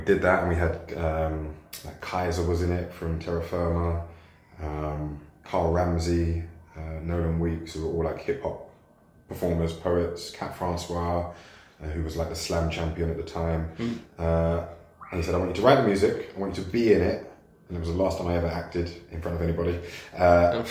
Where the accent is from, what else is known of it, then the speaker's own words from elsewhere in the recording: London, United Kingdom; I grew up in Forest Gate, Stratford, Leytonstone, right. Down the road.